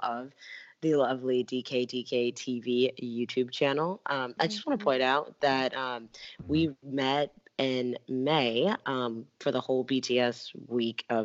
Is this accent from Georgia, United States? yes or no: yes; Atlanta, Georgia, United States; I'm actually from Atlanta, Georgia